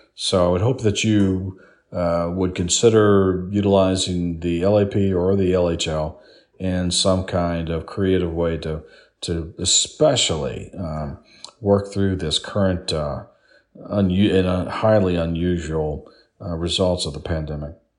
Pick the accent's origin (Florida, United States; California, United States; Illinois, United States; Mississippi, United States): Florida, United States; South; I grew up in South Florida